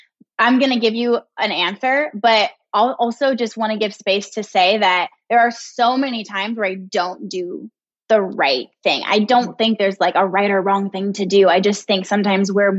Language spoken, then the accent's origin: English; California, United States; moved away as an adult; also born or lived in Midwest; I moved away from California. That's been my home since I was born, except for a quick 18-month spell in the Midwest for Brian's old job